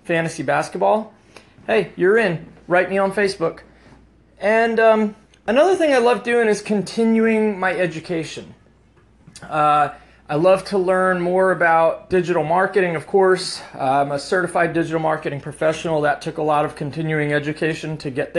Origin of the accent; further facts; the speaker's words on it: United States; I grew up in the New Jersey, New York metropolitan area